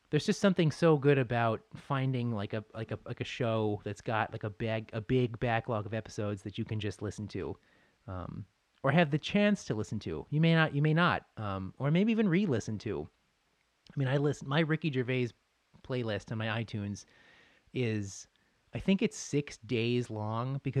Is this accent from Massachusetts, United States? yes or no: yes; Boston, Massachusetts, United States; oh yeah, sure, like I'll watch the the Bruins and Sabres because I grew up in Boston